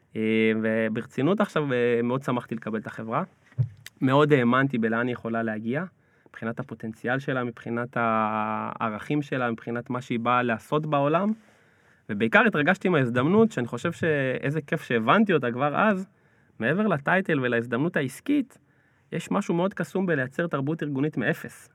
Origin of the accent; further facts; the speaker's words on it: Mevaseret Zion, Jerusalem District, Israel; אני גדלתי במבשרת, מבשרת ציון